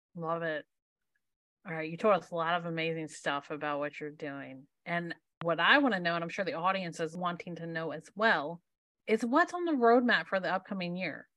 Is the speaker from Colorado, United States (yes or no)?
no; Maryland, United States; I'm from Maryland